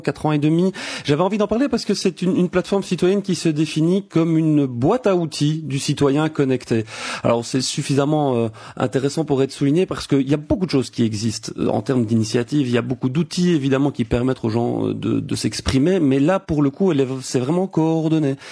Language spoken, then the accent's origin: French; Belgium; chez nous en Belgique